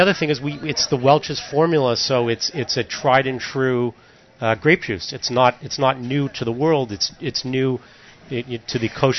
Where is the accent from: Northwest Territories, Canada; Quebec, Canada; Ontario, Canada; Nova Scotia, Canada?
Ontario, Canada; Toronto; born or raised there